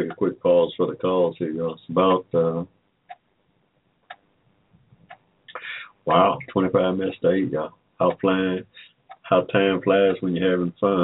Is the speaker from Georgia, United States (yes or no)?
yes; Henry County, Georgia, United States; I was born here in Georgia in 1945